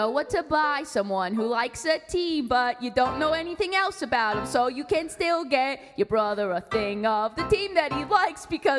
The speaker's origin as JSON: {"language": "English", "town": "Boston", "region": "Massachusetts", "country": "United States", "tie": "born or raised there", "also_born_or_lived": "Hawaii", "said": "And then I was born in Boston, obviously."}